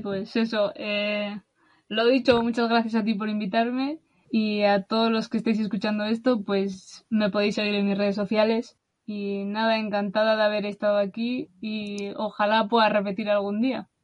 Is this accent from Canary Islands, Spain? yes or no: no; Basque Country, Spain; de España, de del País Vasco